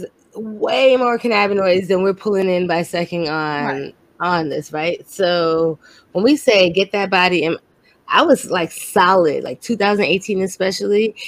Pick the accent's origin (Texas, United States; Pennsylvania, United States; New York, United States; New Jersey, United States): New York, United States; New York City; moved away; I'm from Brooklyn